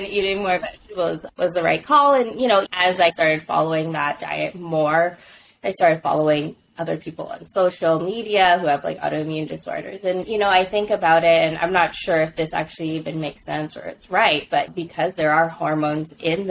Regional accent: Philippines; And being Filipino, especially like in our household, vegetables were like the lowest of priority.

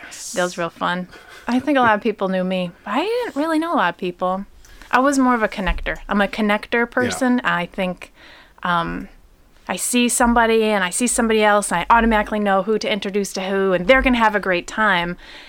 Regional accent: Pontiac, Michigan, United States; born or raised there

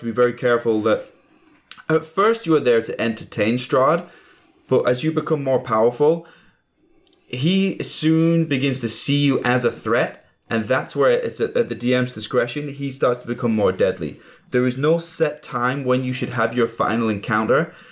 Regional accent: England, United Kingdom; I'm English.

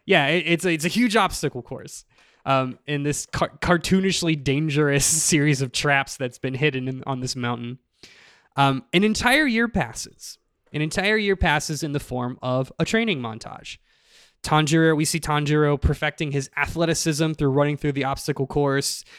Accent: Pennsylvania, United States; I'm from Pennsylvania

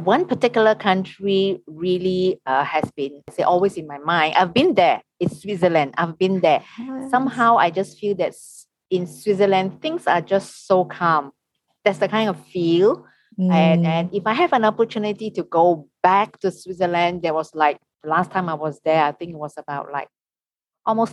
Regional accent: Malaysia; I'm from Malaysia. I am a local Malaysian tour guide

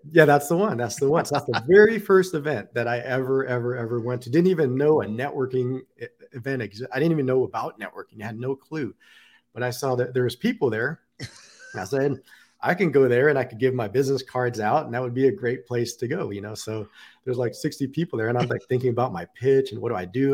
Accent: Pasadena, California, United States; moved away as an adult; also born or lived in Long Beach / Las Vegas; now in Columbus, United States; originally from Southern California, born in Long Beach

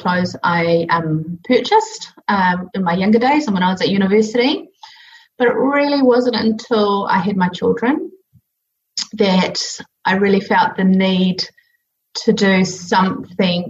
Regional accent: New Zealand; I grew up in New Zealand where we could swim absolutely everywhere and every river, every beach

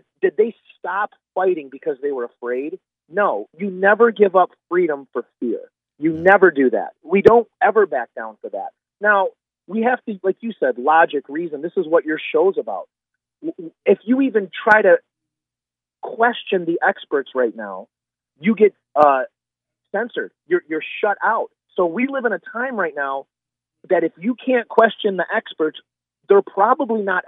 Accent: United States; I'm a Christian, and I'm an American

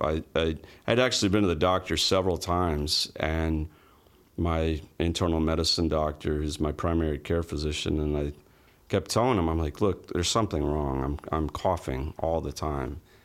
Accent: Orlando, Florida, United States; also born or lived in Winter Park, Florida / Altamonte Springs, Florida / Palm Bay, Florida / Jacksonville, Florida; I was born in Orlando, grew up, uh, early part of my life there, and, uh, Winter Park area, and then Altamont Springs, and then, uh, moved to Palm Bay when I was thirteen

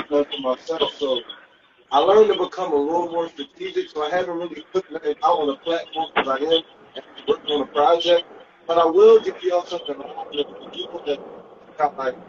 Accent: Philadelphia, Pennsylvania, United States; I'm from Northeast Philly. I'm from Northeast Philly. I done lived all around the city.

